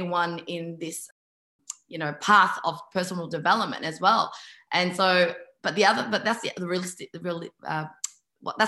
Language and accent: English; Melbourne, Victoria, Australia; moved away as an adult; now in Sydney, Australia; I moved from Melbourne to Sydney, and Melbourne was that place of my childhood